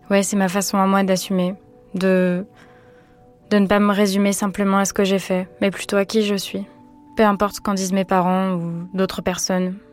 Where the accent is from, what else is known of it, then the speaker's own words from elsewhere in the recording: Vendée, Pays de la Loire, France; also born or lived in Nantes; J'ai grandi en Vendée.